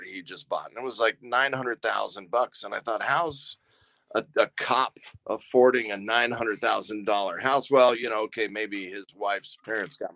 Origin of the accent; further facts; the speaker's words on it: Southern California, United States; moved away as an adult; I grew up in Southern California